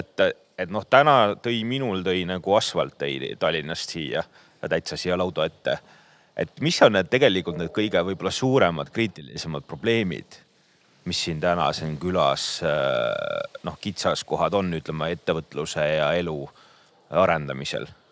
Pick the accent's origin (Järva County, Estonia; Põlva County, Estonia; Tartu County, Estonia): Põlva County, Estonia; mina olen sealt Põlvamaalt